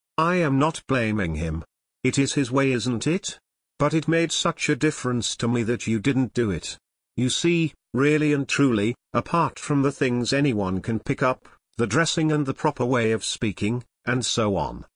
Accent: United States; we were from America

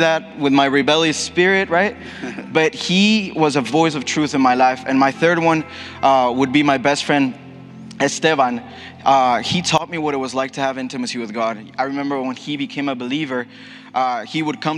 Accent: Ecuador; accent: Ecuadorian; English is a second language; moved away; I'm fully Ecuadorian, and you can hear it in my accent for sure

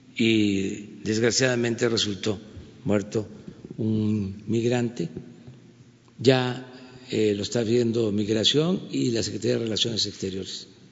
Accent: Mexico; como mexicano

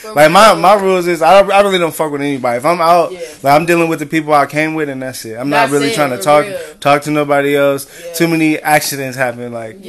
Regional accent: Pasadena, California, United States; I'm from Pasadena

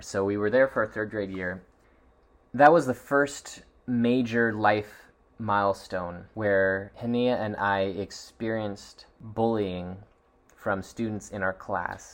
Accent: Seattle, Washington, United States; I was born in Seattle, Washington

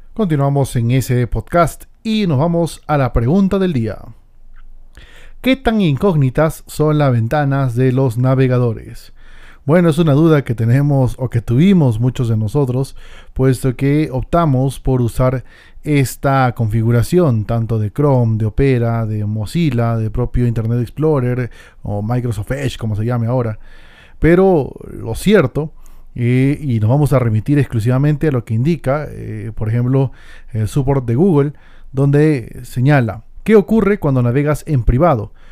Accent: Peru; en mi país, Perú

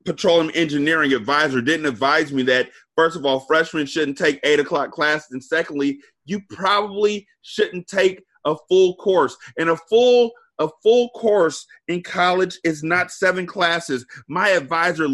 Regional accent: California, United States; moved away as an adult; I'm from Cali

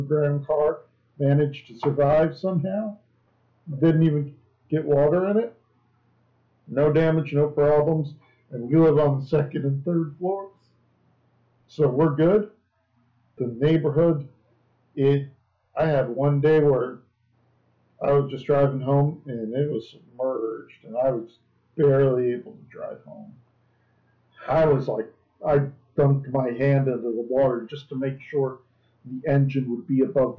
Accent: Pompano Beach, Florida, United States; But I grew up in Pompano, and that's right off the beach

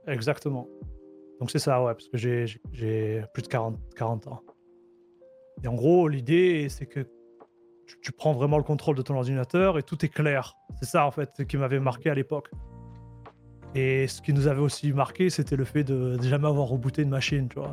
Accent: Marseille, Provence-Alpes-Côte d'Azur, France; moved away as an adult; now in Canada; à l'origine, je suis... je suis un Marseillais. Ok. Qui immigré euh, au Canada en 2014

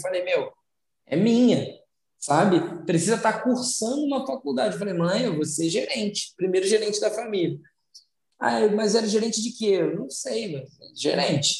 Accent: São Gonçalo, Rio de Janeiro, Brazil; eu venho de São Gonçalo

